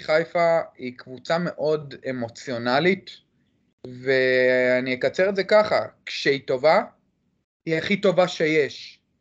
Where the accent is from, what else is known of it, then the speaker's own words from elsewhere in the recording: Jerusalem, Jerusalem District, Israel; אני מירושלים, אני בן 25